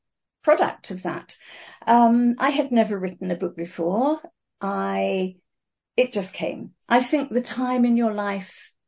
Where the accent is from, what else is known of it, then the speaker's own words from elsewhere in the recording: South East England, United Kingdom; accent: English; moved away as an adult; also born or lived in Fiji; now in Auckland, New Zealand; you can probably tell by my accent that I'm English